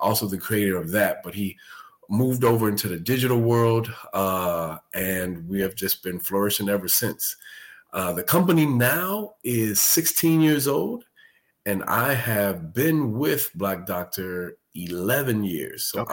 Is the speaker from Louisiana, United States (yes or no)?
no; Chicago, Illinois, United States; moved away as an adult; now in Texas, United States; I'm originally from Chicago, born and raised. Me and my family, we've been in Texas 6.5 years.